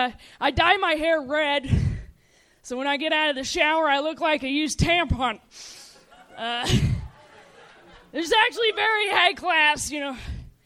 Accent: Dayton, Ohio, United States; I'm from Dayton, Ohio.

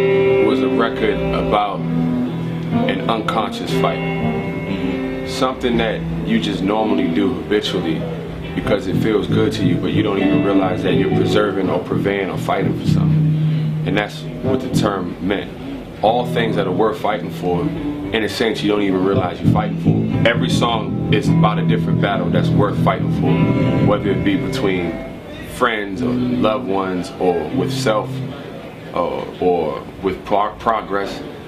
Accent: Prince George's County, Maryland, United States; where myself, I'm from Prince George's County, Maryland, which is the wealthiest concentration of the wealthiest African Americans in the United States. It's a rich black suburb.

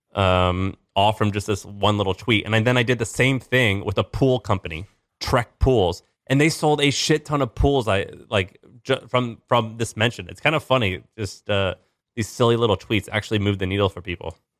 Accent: St. Louis, Missouri, United States; moved away; I'm from Saint Louis, Missouri

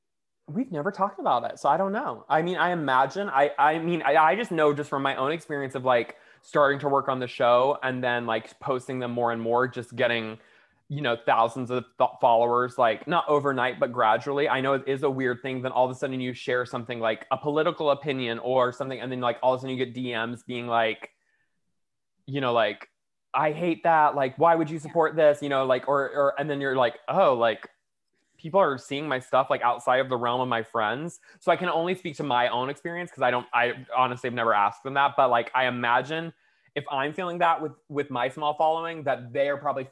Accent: the South, United States; Like, so me and Brittany are like friends because we're from the South

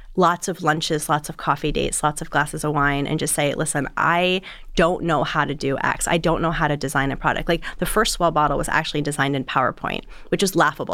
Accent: South Florida, United States; moved away as an adult; also born or lived in Boulder, Colorado; I grew up in South Florida

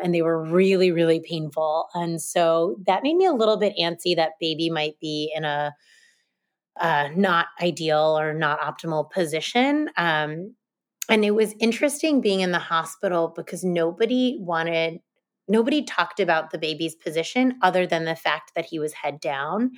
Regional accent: United States; moved away as an adult; also born or lived in Hoboken, New Jersey / Franklin, Massachusetts / Boston, Massachusetts; now in New York City, United States; I grew up in New Jersey and Massachusetts, and I'm a relatively recent transplant to New York City

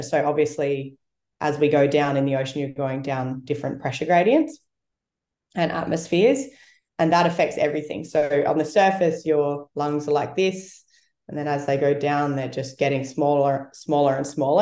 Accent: South Australia, Australia; moved away; I grew up in South Australia where it's it's colder.

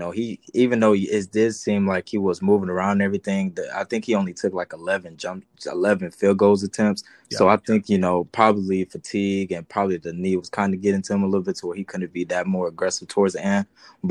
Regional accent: Atlanta, Georgia, United States; I'm from Atlanta

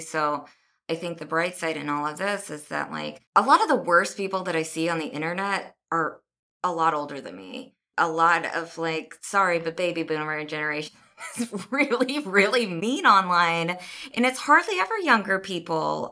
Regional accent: Kansas City, United States; moved away; I'm not from here. My parents aren't from here. I'm from Kansas City

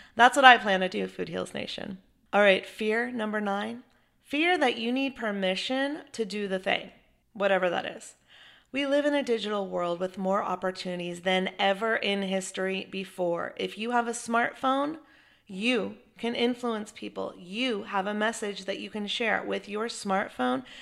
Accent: Chapel Hill, North Carolina, United States; my hometown of Chapel Hill. You know, I grew up watching him play basketball.

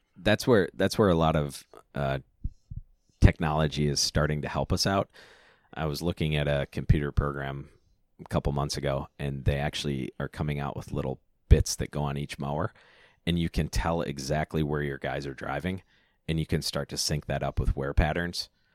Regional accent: near Freeport, Illinois, United States; we came from a town of five hundred people

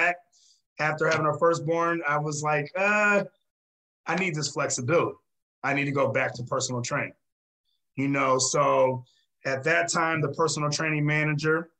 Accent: Fremont, Ohio, United States; moved away; my first training job was in my hometown in Fremont, Ohio

